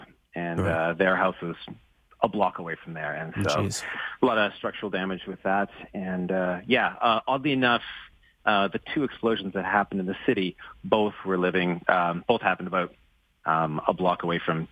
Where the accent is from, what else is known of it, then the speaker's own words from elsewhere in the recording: Edmonton, Alberta, Canada; also born or lived in Fort McMurray; I was born in Edmonton, but I was moved up to Fort McMurray when I was about in high school